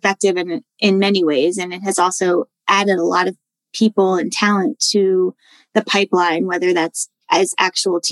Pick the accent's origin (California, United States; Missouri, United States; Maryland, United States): Maryland, United States; D.C., Maryland suburbs of Washington, United States; moved away as an adult; also born or lived in Madison, Wisconsin / Edinburg, Texas; I'm from Washington, D.C., and grew up just outside in the Maryland suburbs